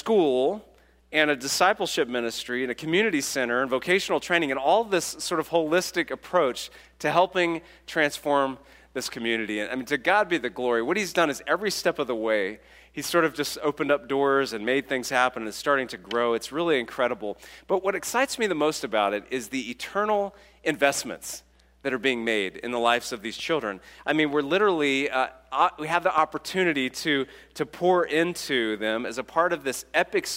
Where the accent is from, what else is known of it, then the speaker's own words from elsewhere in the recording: California, United States; I'm from California